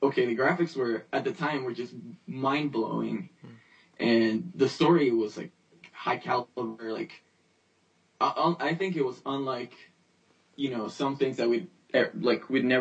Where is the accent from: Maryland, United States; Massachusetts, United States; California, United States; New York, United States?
New York, United States; I grew up in New York, and my favorite superhero is, of course, Spider-Man. I can relate to him because, of course, a New York kid.